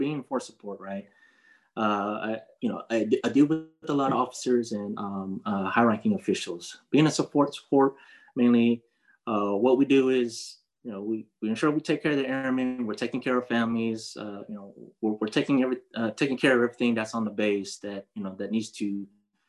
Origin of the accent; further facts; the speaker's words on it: Fort Hood, Texas, United States; moved away; also born or lived in San Diego, California; I was born in Fort Hood, Texas. But I call San Diego, California as my home, as where all my family is right now. And so I'll just say I have two places, but my real home is Fort Hood, Texas.